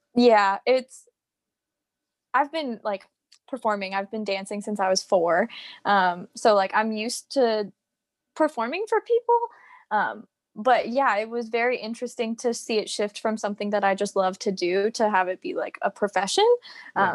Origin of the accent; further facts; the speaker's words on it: Virginia, United States; accent: American; moved away as an adult; also born or lived in Florida; I'm from Virginia, and then I moved to Florida